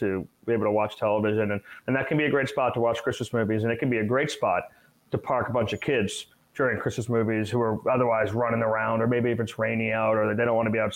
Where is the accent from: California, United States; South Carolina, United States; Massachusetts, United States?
Massachusetts, United States; growing up in Massachusetts